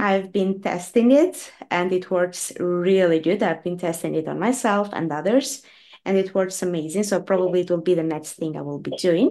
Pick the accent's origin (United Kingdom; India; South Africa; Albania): Albania; now in Norway; I was born in Albania and I moved to, to Norway many years ago